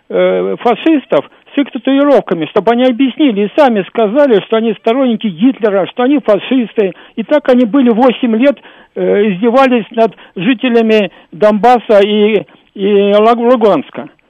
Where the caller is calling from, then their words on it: Moscow, Russia; я из Москвы